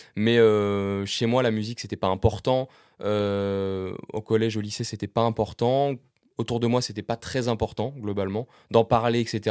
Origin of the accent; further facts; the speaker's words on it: Caen, Normandy, France; j'ai grandi à Caen, en Normandie, dans la région de Caen